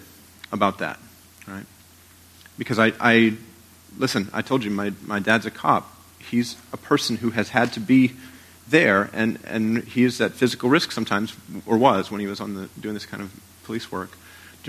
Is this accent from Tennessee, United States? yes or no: no; Portland, Maine, United States; now in Rochester, United States; In my hometown of Portland, Maine